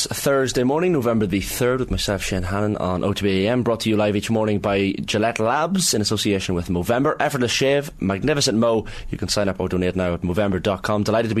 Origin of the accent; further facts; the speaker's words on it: Monaghan, County Monaghan, Ireland; accent: Monaghan town; Monaghan town accent, yeah.